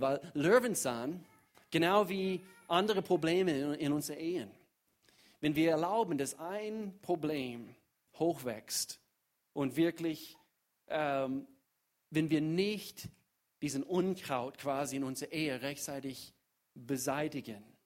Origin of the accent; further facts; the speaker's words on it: United States; German is a second language; now in Germany; ich komme aus den Staaten